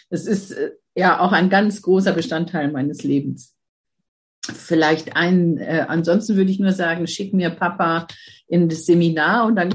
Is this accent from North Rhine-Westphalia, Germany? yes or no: no; Mannheim, Baden-Württemberg, Germany; born there; geboren bin ich in Mannheim, aber ich fühle mich hier im Norden einfach zu